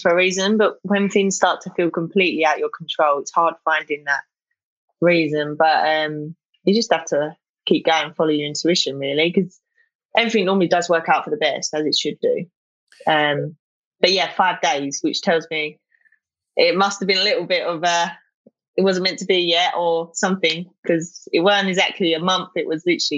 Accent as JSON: {"language": "English", "region": "London", "country": "United Kingdom", "said": "So I come under London, so like Southeast London"}